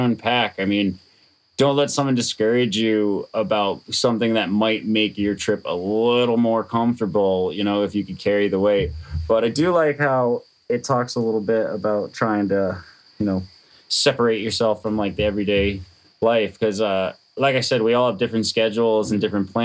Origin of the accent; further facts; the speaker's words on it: Connecticut, United States; in Connecticut, when I was hiking in my home state